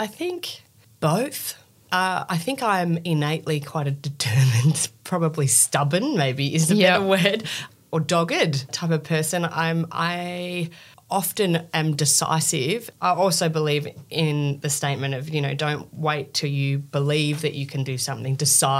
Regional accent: Australia; I'm from Australia.

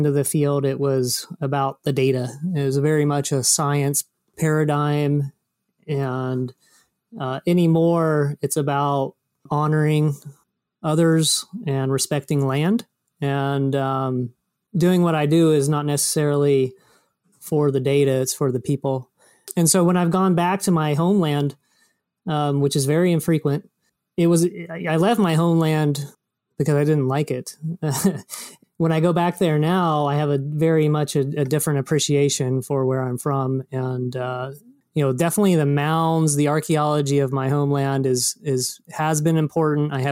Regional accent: Marietta, Ohio, United States; moved away as an adult; also born or lived in New Mexico; I'm from Southeast Ohio, Appalachia country, and right there on the Ohio River.

